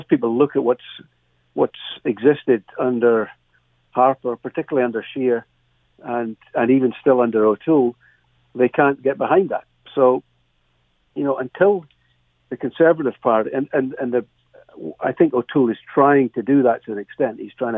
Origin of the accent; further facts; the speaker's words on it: Dumfries, Scotland, United Kingdom; now in Canada; my hometown in Dumfries in Scotland